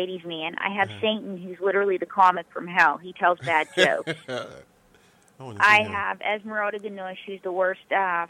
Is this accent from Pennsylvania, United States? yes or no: yes; Western Pennsylvania, United States; I grew up in Western Pennsylvania where football's king.